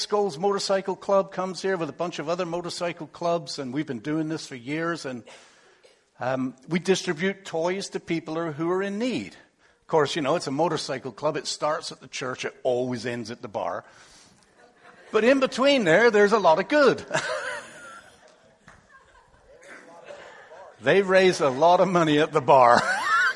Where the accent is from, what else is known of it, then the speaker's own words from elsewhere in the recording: England, United Kingdom; moved away; originally, you might not catch this, but I come from England